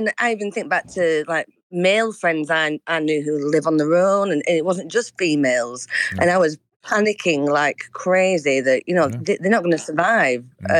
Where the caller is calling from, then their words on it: Yorkshire and the Humber, United Kingdom; North Yorkshire in England.